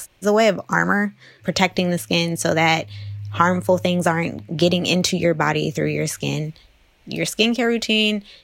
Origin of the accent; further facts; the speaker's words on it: East Palo Alto, California, United States; when I was growing up in East Palo Alto